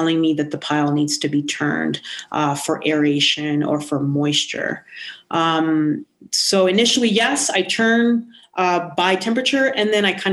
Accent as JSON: {"language": "English", "country": "Puerto Rico", "moved": "yes", "lives_now": "New Mexico, United States", "said": "I'm not from New Mexico. I'm from the Caribbean. I'm from Puerto Rico."}